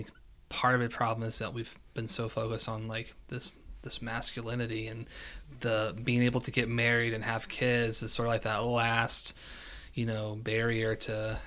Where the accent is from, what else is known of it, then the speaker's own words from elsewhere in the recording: West Virginia, United States; moved away; also born or lived in Kentucky; born and raised West Virginia, but it's also consider myself a Kentuckian because I spent a significant amount of time there